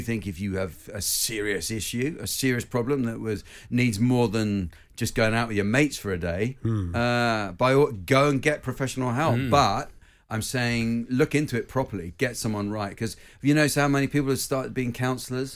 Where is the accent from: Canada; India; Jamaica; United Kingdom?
United Kingdom; Winchester, South East England; I'm from Winchester